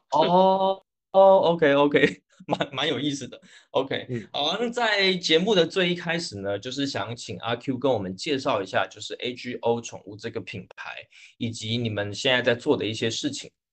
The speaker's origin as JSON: {"language": "Chinese", "region": "Northwest China", "country": "China", "also_born_or_lived": "Jiangnan / Greater Bay Area", "moved": "yes", "said": "我来自大溪北，一路南下求学，从江南到湾区"}